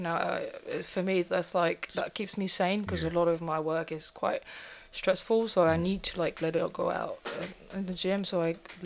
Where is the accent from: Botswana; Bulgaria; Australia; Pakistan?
Bulgaria; English is a second language; moved away as an adult; now in London, United Kingdom; I was originally born in Bulgaria. Came to the UK 12 years ago for work and study.